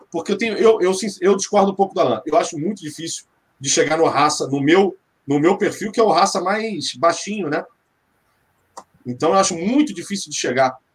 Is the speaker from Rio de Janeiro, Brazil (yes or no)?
yes; Rio de Janeiro, Brazil; Eu sou nascido e criado na Tijuca.